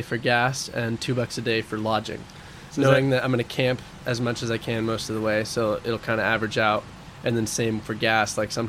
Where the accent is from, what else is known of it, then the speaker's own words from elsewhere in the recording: Oregon, United States; also born or lived in Spain; because the college in Oregon for marine biology that's associated with the university is in my hometown. So I could just live at home and go to school and surf like the local breaks where I grew up.